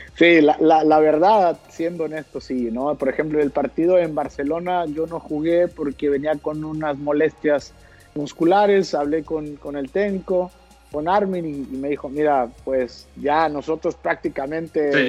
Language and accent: Spanish; Mexico; moved away as an adult; acá estamos los mexicanos